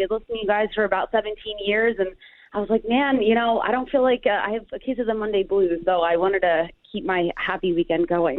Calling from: Pittsburgh, Pennsylvania, United States

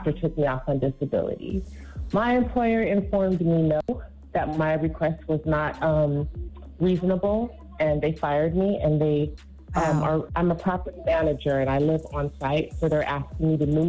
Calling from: California, United States; I'm calling from Cali.

